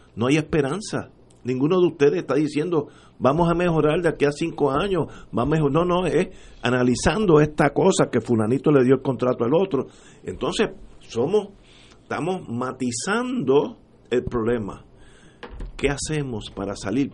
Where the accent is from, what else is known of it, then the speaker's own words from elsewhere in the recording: Puerto Rico; como puertorriqueño